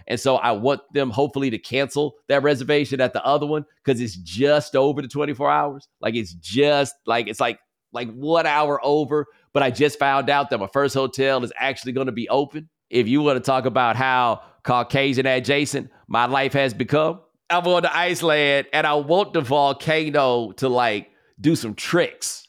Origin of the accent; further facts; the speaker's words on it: Texas, United States; I'm from Texas